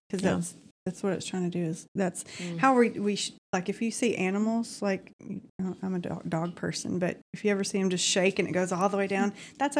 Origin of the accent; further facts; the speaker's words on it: Alabama, United States; I feel like I'm home a little bit because I'm from Alabama, too.